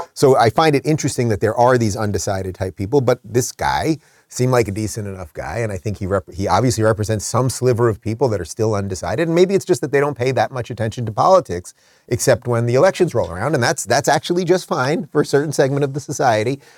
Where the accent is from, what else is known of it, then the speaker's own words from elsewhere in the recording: New York, United States; me as a New Yorker.